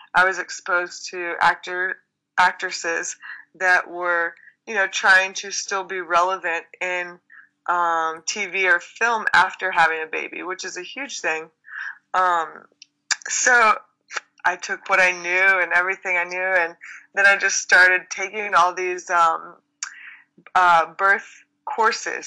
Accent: Texas, United States; I grew up in Texas

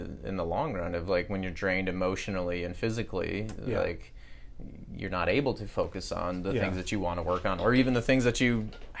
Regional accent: Midwest, United States; I mean, I'm from the Midwest.

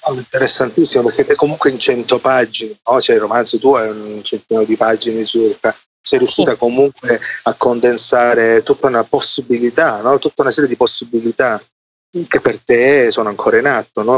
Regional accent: Salento, Apulia, Italy; io vengo dalla periferia d'Italia che è il Salento

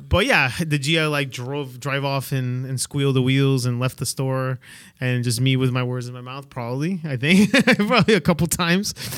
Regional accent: Peru; English is a second language; moved away; I'm from, I'm originally from Peru

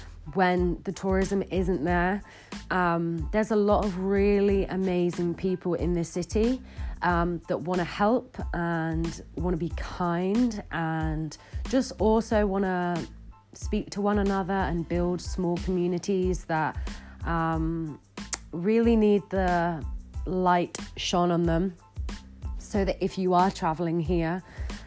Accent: Bristol, South West England, United Kingdom; moved away as an adult; now in Bath, United Kingdom; growing up in Bristol

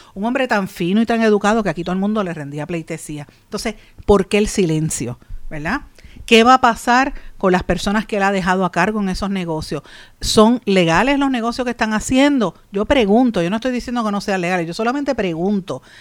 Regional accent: Puerto Rico; como puertorriqueños

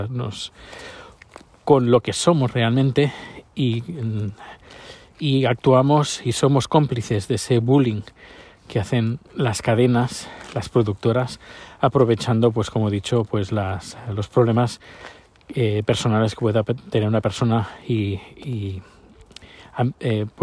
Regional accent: Spain; now in Sweden; Ya, bueno, ya hace como, no sé, 10 años más, eh, desde que me fui de España, no veo la televisión.

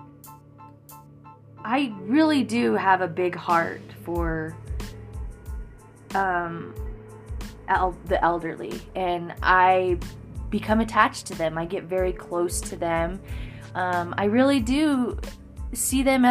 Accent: Florence, Colorado, United States; moved away; my hometown, Florence, Colorado

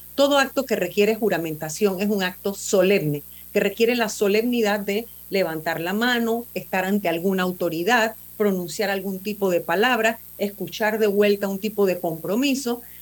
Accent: Panama; somos todos los panameños

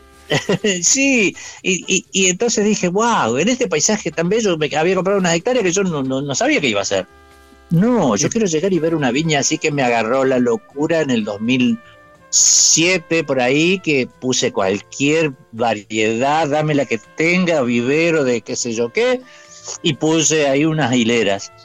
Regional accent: San Francisco, Córdoba, Argentina; now in Victoria, Argentina; sí, soy cordobés de la. No cordobés de Córdoba, sino que de, del lado de San Francisco, por esa zona

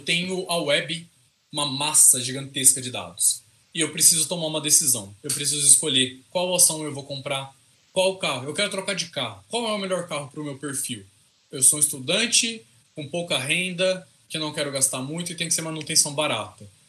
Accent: interior of São Paulo, Brazil; accent: caipira; Eu sou caipira com gosto. Então, assim, é... Eu sou do interior de São Paulo

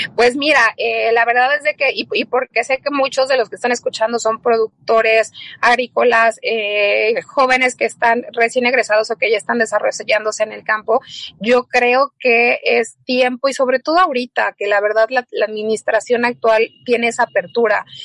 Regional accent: Mexico; como mexicanos

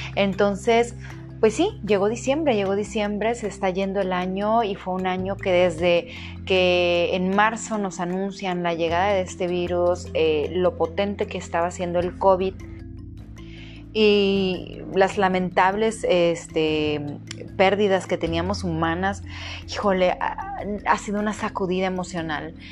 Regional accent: Mazatlán, Sinaloa, Mexico; en mi ciudad natal, para quienes nos escuchan de fuera, en Mazatlán

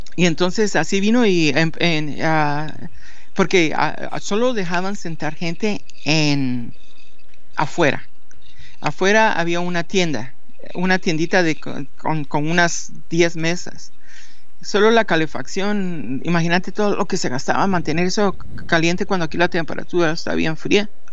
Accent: Guatemala; accent: guatemalteco; moved away; soy de Guatemala, va, de plano y siempre he hablado como guatemalteco

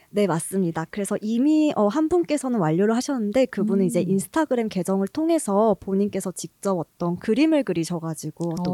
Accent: Gwangju, South Korea; moved away as an adult; 제 이제 본가가 광주인데요.

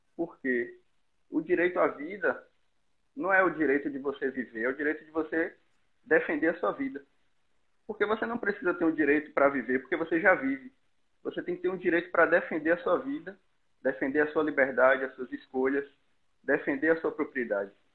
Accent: Bahia, Brazil; eu sou baiano, estudo na UNEB, Universidade do Estado da Bahia

